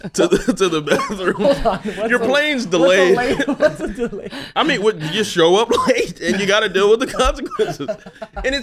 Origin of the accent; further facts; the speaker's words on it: Mississippi, United States; moved away; I was in sixth grade, and I was from Mississippi, and we had this thing where you address your like elders as sir and ma'am